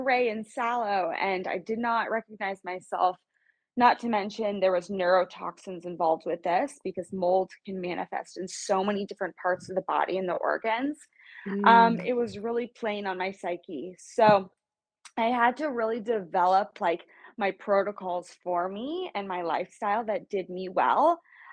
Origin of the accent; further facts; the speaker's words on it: Kansas City, United States; moved away as an adult; now in West Coast, United States; I'm from Kansas City, born and raised. I live on the West Coast right now.